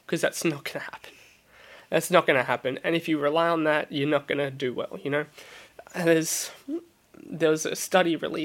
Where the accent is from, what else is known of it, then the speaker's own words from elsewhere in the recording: Melbourne, Victoria, Australia; moved away as an adult; now in London, United Kingdom; I'm originally from Melbourne, Australia. I've been living in London for about a year and a half now.